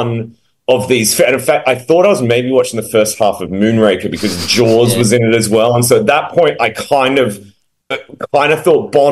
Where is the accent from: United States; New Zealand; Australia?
Australia; Adelaide, South Australia; moved away; I'm actually back in my hometown here of Adelaide at the moment.